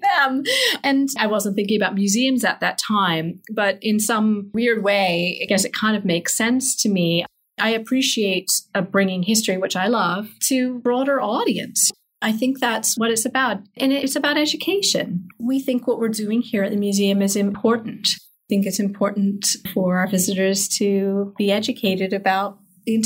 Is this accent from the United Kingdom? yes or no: yes; England, United Kingdom; moved away as an adult; now in United States; I grew up in England